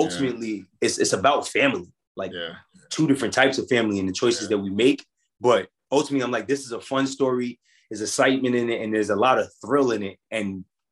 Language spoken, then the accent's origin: English; New York City, New York, United States; We're both from Queens, New York